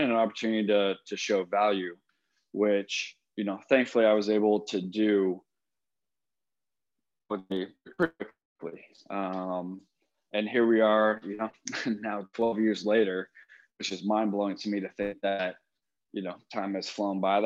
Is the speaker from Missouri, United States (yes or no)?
no; San Luis Obispo, California, United States; moved away as an adult; also born or lived in San Diego, California; I'm originally from San Luis Obispo, California.